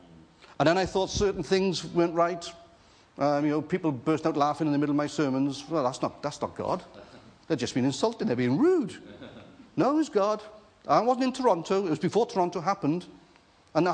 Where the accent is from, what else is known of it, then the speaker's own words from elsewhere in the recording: Wales, United Kingdom; moved away; also born or lived in Jersey; I'm a Welshman, married to an Irish girl